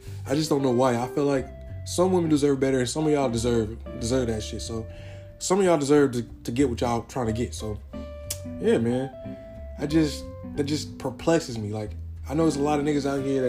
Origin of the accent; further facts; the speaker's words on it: San Diego, California, United States; also born or lived in Arkadelphia, Arkansas; I was born in San Diego, California, half raised in San Diego, California